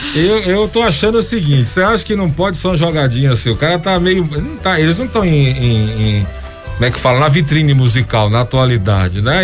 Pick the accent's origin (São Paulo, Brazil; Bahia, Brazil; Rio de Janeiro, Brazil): Bahia, Brazil; Sou baiano, né? Eu sou, eu sou conterrâneo do Netinho.